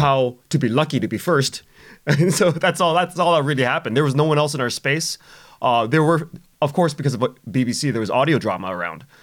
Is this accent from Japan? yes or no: no; Canada; we're Canadian